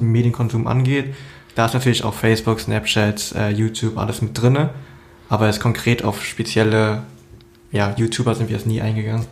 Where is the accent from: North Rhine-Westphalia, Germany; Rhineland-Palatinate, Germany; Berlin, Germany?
Berlin, Germany; ich bin jetzt in Berlin aufgewachsen